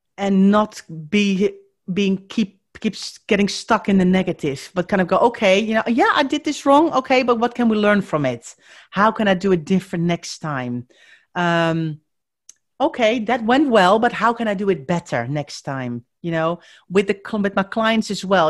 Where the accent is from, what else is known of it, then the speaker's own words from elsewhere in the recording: Netherlands; accent: Dutch; moved away; if you are wondering where my accent is from, I am Dutch